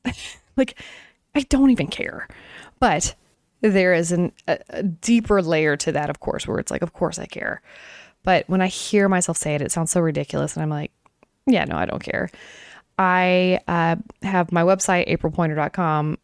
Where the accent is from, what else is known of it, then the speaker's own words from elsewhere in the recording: Tennessee, United States; also born or lived in Oklahoma; I've been in Tennessee since I was three, from Oklahoma, born in Oklahoma and moved here